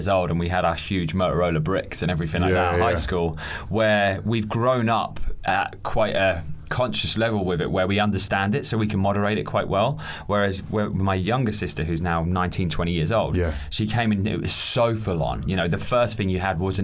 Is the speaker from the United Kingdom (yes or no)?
yes; Norfolk, East of England, United Kingdom; we are Norfolk boys. Norfolk.